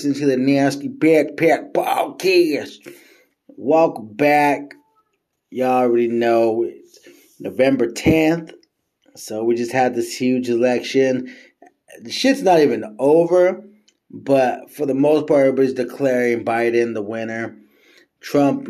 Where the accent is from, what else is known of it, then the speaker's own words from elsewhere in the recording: United States; As an American